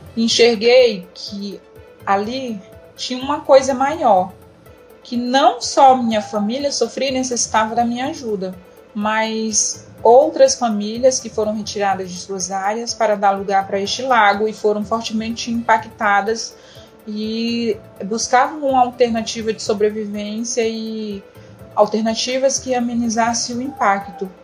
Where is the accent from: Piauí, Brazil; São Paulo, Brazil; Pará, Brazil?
Pará, Brazil; Altamira; Eu nasci em Altamira, Pará e fui criada no beiradão do rio Xingu muitas de suas ilhas.